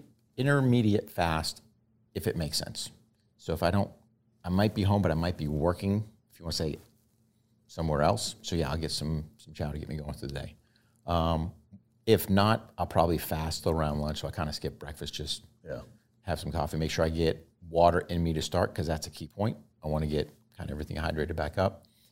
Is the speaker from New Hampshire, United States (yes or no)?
yes; New Hampshire, United States; moved away; Originally from New Hampshire.